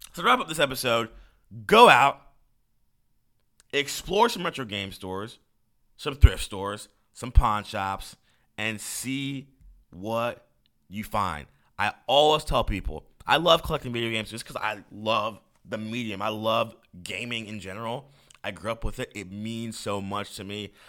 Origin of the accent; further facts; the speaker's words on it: Tucker, Georgia, United States; my hometown of Tucker, Georgia